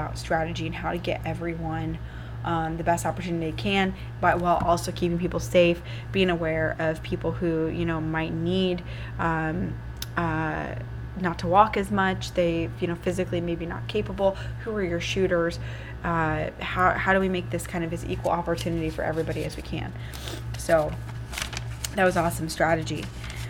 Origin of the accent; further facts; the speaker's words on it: Iowa, United States; I'm in South Dakota, so a lot of you know that I'm from Iowa.